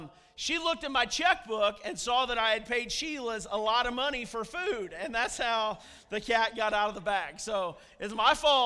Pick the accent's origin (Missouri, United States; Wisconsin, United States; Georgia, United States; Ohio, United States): Missouri, United States; I'm from Missouri